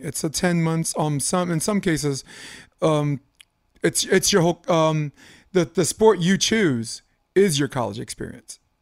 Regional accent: New York City, New York, United States; moved away; as a kid who grew up in Brooklyn, New York

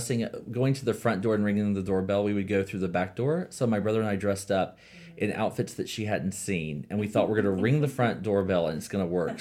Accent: North Carolina, United States; moved away as an adult; now in San Francisco, United States; I am from North Carolina.

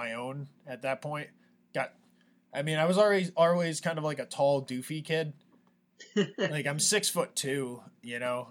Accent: Hyde Park, New York, United States; moved away as an adult; also born or lived in Poughkeepsie, New York; my hometown of High Park is the hometown of FDR

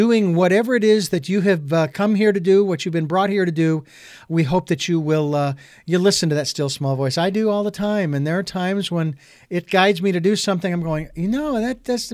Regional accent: Arizona, United States; now in Santa Barbara, United States; I'm originally from Arizona

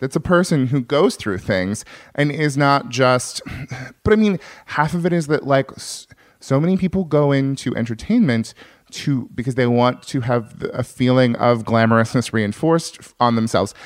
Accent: farm town north of San Francisco, California, United States; now in Los Angeles, United States; I'm a Californian, I like California

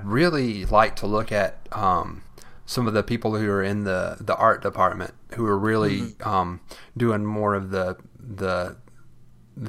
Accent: South Carolina, United States; I'm from South Carolina

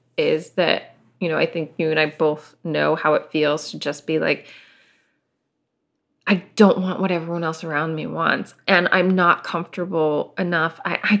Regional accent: Portland, Oregon, United States; now in San Diego, United States; I grew up in Portland, like, I went to high school in the suburbs of Portland, which, you know, were very different than being in Portland proper, and it was just, like, yeah, a little bit small-town mentality.

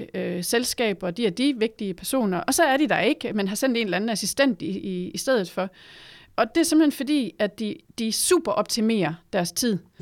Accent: Denmark

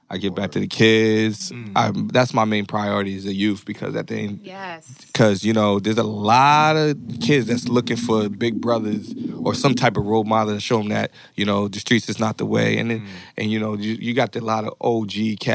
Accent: Norwalk, Connecticut, United States; also born or lived in Stamford, Connecticut; I'm 32, so I spent the rest of my life in Norwalk

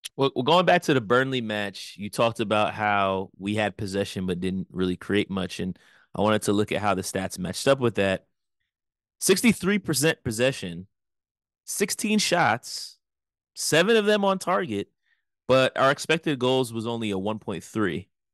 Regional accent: United States; We are American

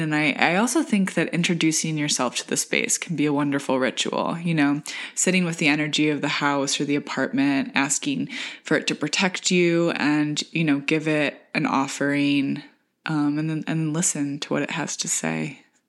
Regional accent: rural Michigan, United States; now in New York, United States; coming from rural Michigan

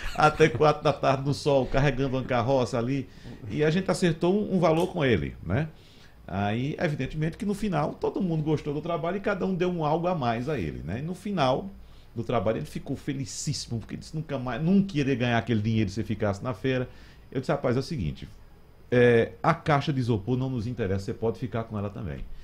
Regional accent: Arcoverde, Pernambuco, Brazil; moved away; Eu fui com uns amigos para minha terra, Arco Verde, o período que eu vou anualmente para passar o São João

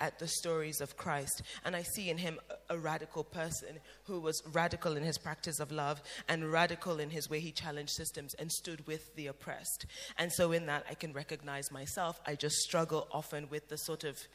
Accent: Cameroon; I'm from Cameroon, when I go to church in Cameroon

